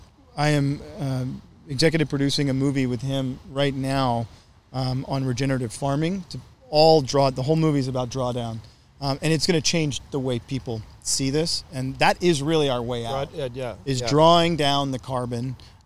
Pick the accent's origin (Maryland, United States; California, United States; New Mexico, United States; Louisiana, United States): Louisiana, United States; Gulf Coast of; I grew up in the most oil-heavy state, I guess other than Texas. I'm from Louisiana. But I'm from the Gulf Coast of Louisiana. And I want to say from Baton Rouge to New Orleans